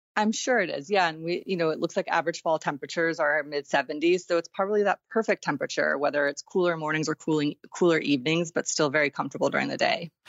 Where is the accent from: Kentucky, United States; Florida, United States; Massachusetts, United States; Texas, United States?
Texas, United States; I grew up in Texas